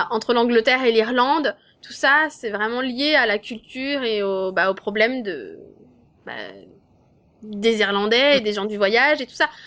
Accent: France; j'appelle au secours en français parce que je suis française quoi.

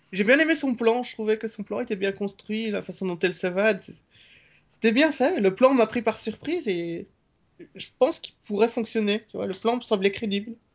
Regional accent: Belgium; j'ai grandi en Belgique.

